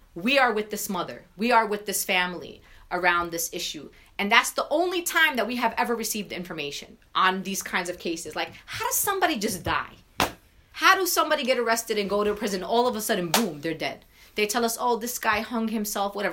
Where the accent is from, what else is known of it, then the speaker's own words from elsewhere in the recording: New York City, New York, United States; I'm a Palestinian mom from Brooklyn, New York.